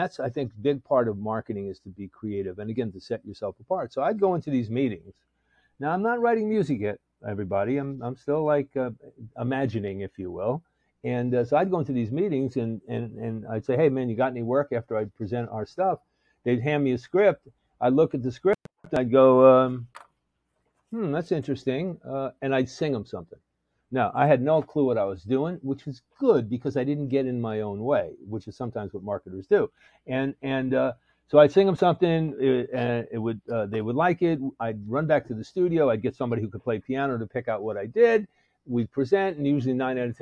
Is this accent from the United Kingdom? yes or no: no; New York, United States; I'm from New York